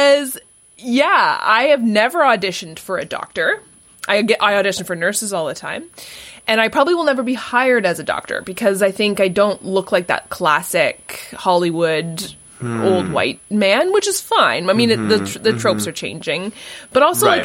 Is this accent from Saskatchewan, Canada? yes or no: no; Vancouver, British Columbia, Canada; now in Toronto, Canada; I grew up in Vancouver